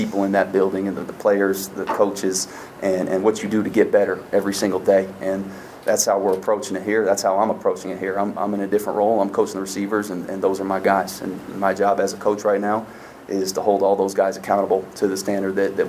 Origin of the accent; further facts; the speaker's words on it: Los Angeles, California, United States; I'm from Los Angeles, and I've lived kind of everywhere across the country at this point for the most part.